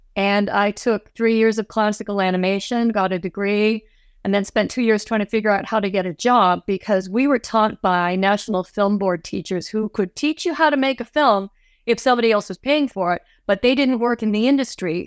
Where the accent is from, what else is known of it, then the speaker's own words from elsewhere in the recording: Toronto, Ontario, Canada; moved away as an adult; now in Los Angeles, United States; I am from Canada, as I mentioned earlier, I grew up in Toronto